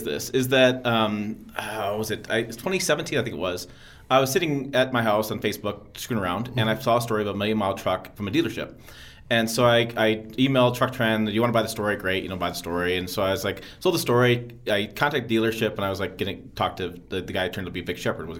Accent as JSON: {"language": "English", "region": "Michigan", "country": "United States", "tie": "born or raised there", "said": "I grew up in Michigan"}